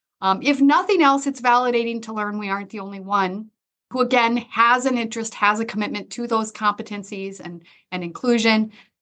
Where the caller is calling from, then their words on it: Sioux Falls, South Dakota, United States; And I am joining you from Sioux Falls, South Dakota, where I oversee career services and advising.